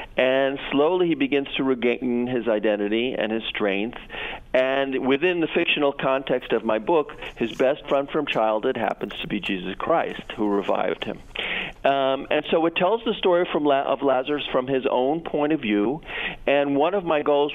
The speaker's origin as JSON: {"language": "English", "country": "United States", "tie": "born or raised there", "moved": "yes", "lives_now": "Portugal", "said": "I'm American. I was born there, although I've lived in Portugal for 30 years"}